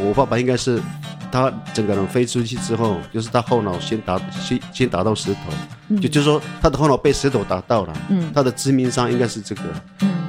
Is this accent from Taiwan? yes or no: yes; Tuban, Taitung County, Taiwan; 对，都在部落念书。对，不管是国小、国国小、国中、高中，高中在台东高工。